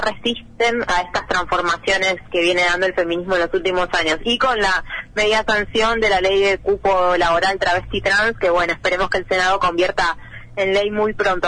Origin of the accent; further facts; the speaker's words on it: Buenos Aires Province, Argentina; soy del conurbano bonaerense, ¿no? No soy porteña